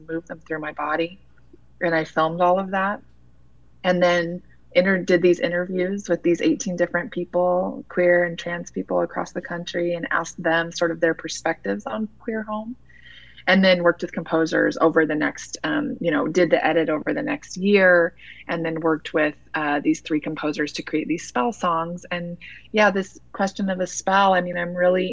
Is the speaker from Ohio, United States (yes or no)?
no; Utah, United States; also born or lived in New York City; I grew up in Utah